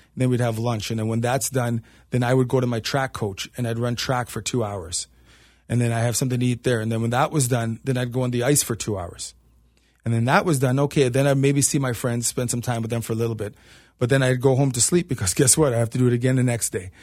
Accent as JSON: {"language": "English", "town": "Toronto", "region": "Ontario", "country": "Canada", "moved": "as an adult", "lives_now": "Cincinnati, United States", "said": "I'm from Toronto, so hockey is our sport"}